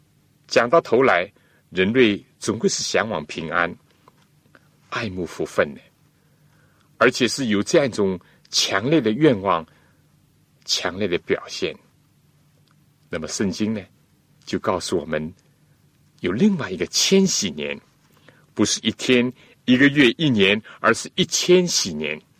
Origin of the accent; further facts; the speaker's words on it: China; 我们中国人呢，都喜欢选择一个吉利的日子来举行婚礼。